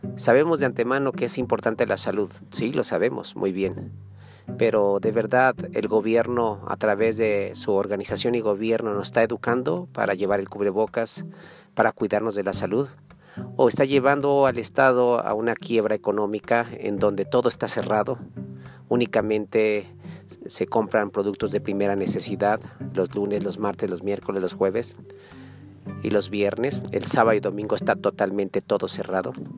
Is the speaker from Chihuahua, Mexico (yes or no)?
yes; Chihuahua, Mexico; Soy parte de Chihuahua, vivo en Pachiniba, ahorita estoy en la ciudad de Chihuahua.